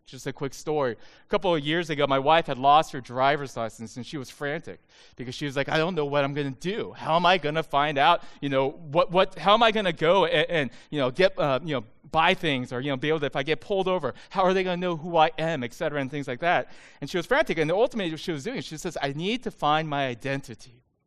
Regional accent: United States; I'm Asian American

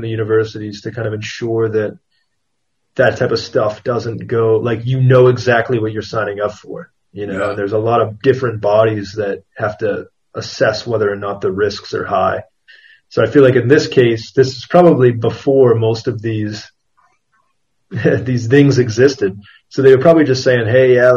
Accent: United States; moved away; as an American

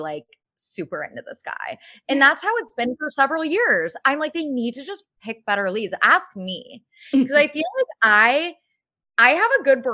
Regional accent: Cincinnati, Ohio, United States; I'm from Cincinnati

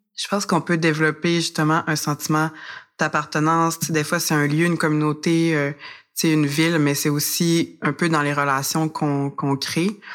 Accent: Alma, Quebec, Canada; also born or lived in Montreal; J'étais à Alma, je viens du Lac-Saint-Jean.

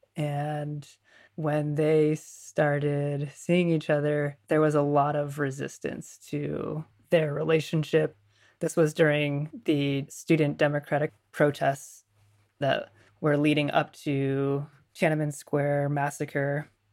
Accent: United States; now in Vancouver, Canada; I grew up in Western culture in the U S.

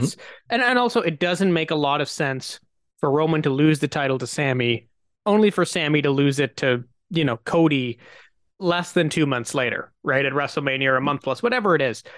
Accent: Canada; as a Canadian

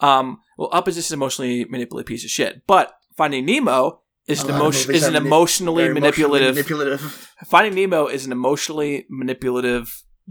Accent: Chicago, Illinois, United States; It's a little movie called On the Line, set in my hometown, Chicago, and Lance Bass.

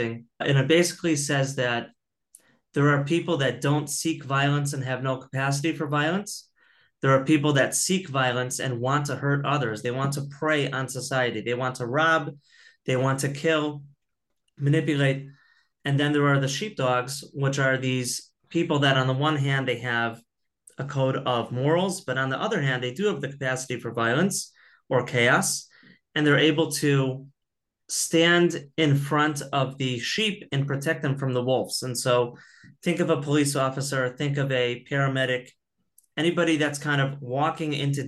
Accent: Chicago, Illinois, United States; now in Israel; I grew up in Chicago

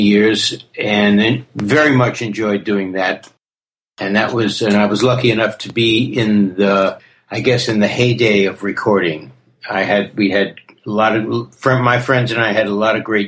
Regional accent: New York City, New York, United States; also born or lived in Queens / Manhattan / Brooklyn; Born and raised in the Bronx, early years in the Bronx. Moved to Queens and I moved to the city.

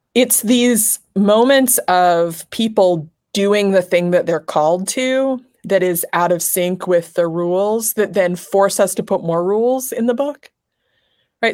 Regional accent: Nebraska, United States; moved away as an adult; now in Los Angeles, United States; I grew up in Nebraska

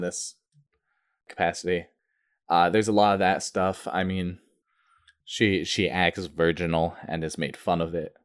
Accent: Vermont, United States; also born or lived in New Hampshire; I grew up in Vermont

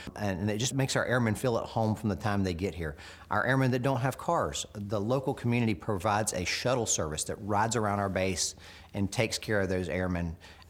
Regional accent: the South, United States; now in Scott Air Force Base, Illinois, United States; My family, as you can probably tell from my accent, is not from here originally. We're from down south. But this is where they consider home.

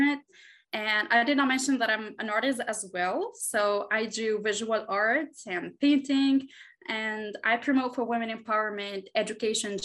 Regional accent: Tunisia; moved away as an adult; also born or lived in Washington, D.C.; now in Doha, Qatar; I'm a Presidential Precinct alumna, and I'm from Tunisia

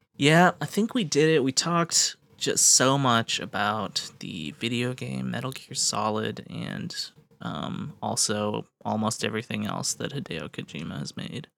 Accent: United States; as an American

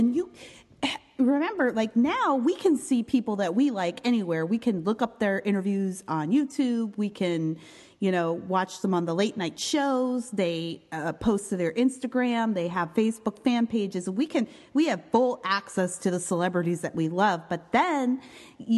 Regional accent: Canada; I'm Canadian

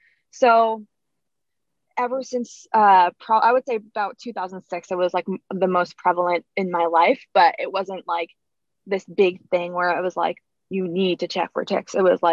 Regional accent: Oyster Bay, New York, United States; also born or lived in Texas; I grew up here. I was actually adopted from Texas, but I grew up here in Oyster Bay, right on Split Rock Road and 25A. That's where my house is.

